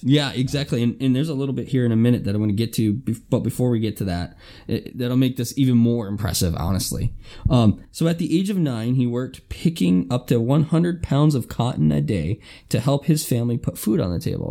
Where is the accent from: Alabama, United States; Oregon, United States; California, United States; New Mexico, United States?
Alabama, United States; I'm from Alabama